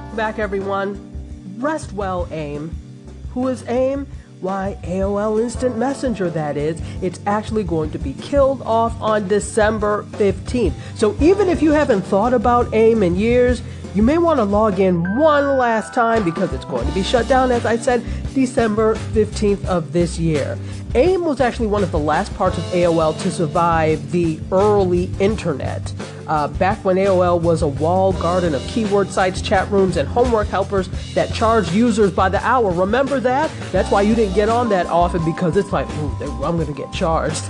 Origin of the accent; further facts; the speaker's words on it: Nigeria; I'm unapologetically Nigerian